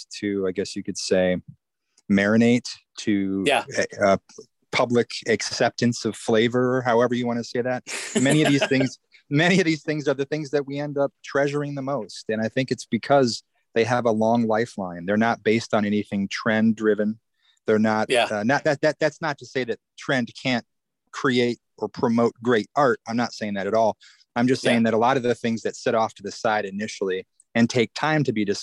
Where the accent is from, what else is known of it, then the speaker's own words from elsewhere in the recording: Iowa, United States; I didn't grow up in LA. I grew up in Iowa